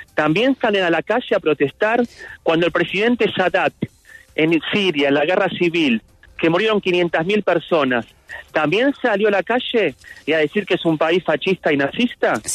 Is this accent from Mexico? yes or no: no; Argentina; moved away as an adult; now in Israel; yo como argentino